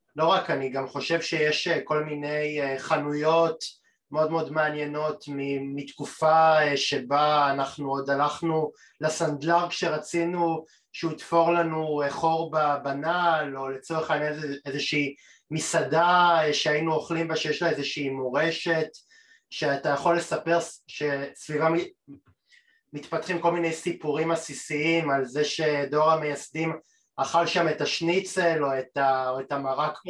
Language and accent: Hebrew; Tel Aviv, Tel Aviv District, Israel; עבורי כתל כתל אביבי זה אטרקציה